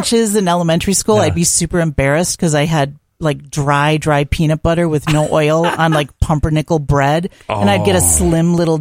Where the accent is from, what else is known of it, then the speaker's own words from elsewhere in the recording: Twin Cities suburbs, Minnesota, United States; also born or lived in Mound, Minnesota; we always lived in sort of outer suburbs of the Twin Cities